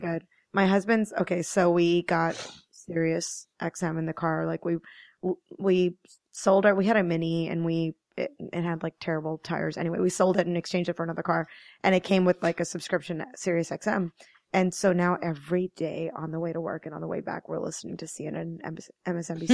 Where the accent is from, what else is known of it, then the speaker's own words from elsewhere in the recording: Maryland, United States; moved away as an adult; also born or lived in New York City area / New Jersey; now in Hudson Valley, United States; I grew up in Maryland, but I've kinda lived in the New York City area in Jersey for, like, fourteen years